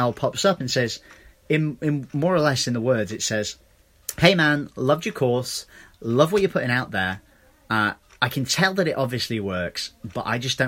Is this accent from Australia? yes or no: no; England, United Kingdom; moved away; I'm from England.